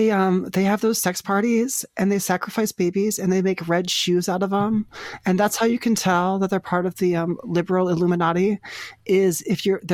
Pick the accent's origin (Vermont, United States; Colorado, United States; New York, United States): Vermont, United States; I'm actually from Vermont. We're traveling cross country in the RV.